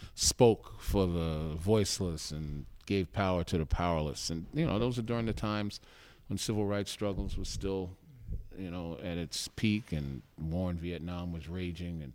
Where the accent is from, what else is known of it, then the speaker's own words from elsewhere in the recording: New York City, New York, United States; also born or lived in Chelsea, Manhattan / South Ozone Park, Queens; I was born in Bed-Stuy